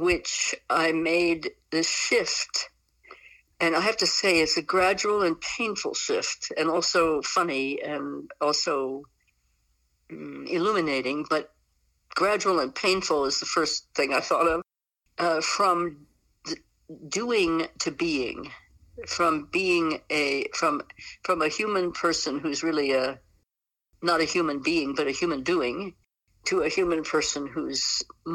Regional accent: West Virginia, United States; moved away; also born or lived in New England / Southwest US; I am an 80-year-old American woman, originally from West Virginia. So I come from the Appalachian Range

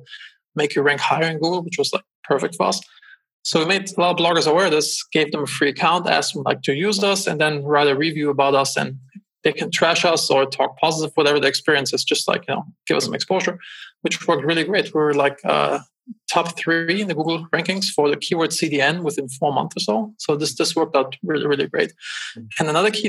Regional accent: Germany; moved away as an adult; also born or lived in Los Angeles, United States; now in United States; I'm originally from Germany.

